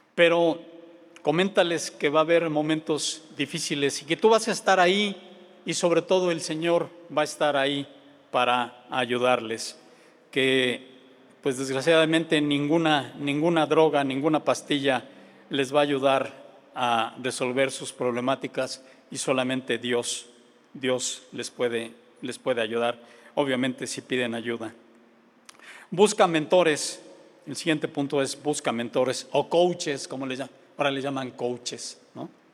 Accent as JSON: {"language": "Spanish", "region": "Mexico City", "country": "Mexico", "tie": "born or raised there", "moved": "yes", "said": "Vengo de la Ciudad de México"}